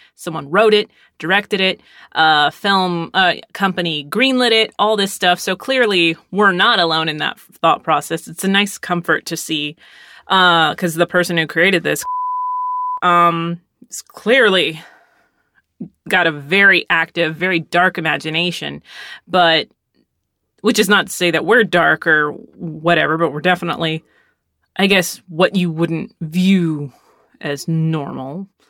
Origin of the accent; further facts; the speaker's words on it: Arlington, Texas, United States; My friends growing up in Arlington, Texas, we watched horror movies often.